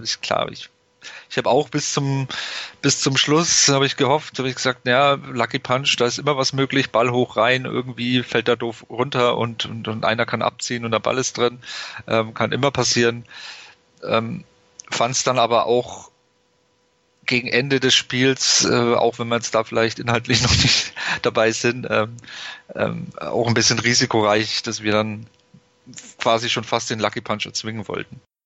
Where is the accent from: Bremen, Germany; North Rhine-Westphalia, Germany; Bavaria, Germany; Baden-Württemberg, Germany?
Bavaria, Germany; Nuremberg; ich komme aus Nürnberg, ich habe es relativ einfach zum Stadion